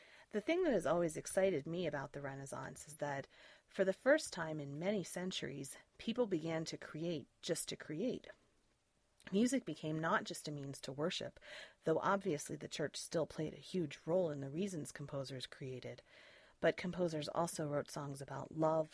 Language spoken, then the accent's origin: English; Lancaster, Pennsylvania, United States; I grew up in Lancaster, Pennsylvania, a very historically rich area